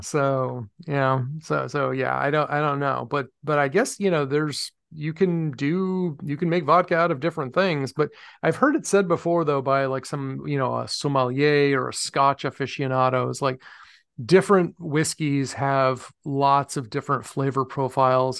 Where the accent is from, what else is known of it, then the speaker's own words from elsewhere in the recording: Medford, Massachusetts, United States; also born or lived in Somerville, Massachusetts; my hometown in Medford